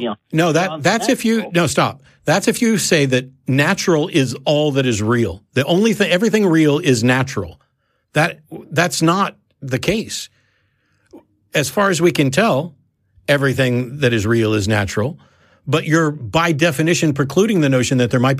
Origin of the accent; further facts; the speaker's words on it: Kansas City, United States; born there; also born or lived in St. Louis / Norfolk / Virginia Beach; now in Austin, United States; So, like, I was born in Kansas City. I will always refer to Kansas City as home in some sense, but I've also lived in, you know, St. Louis and Norfolk, Virginia Beach area and here in Austin. Austin is home.